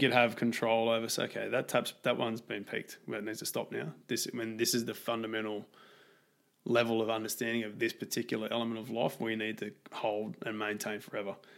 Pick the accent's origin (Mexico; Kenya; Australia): Australia; I grew up in Australia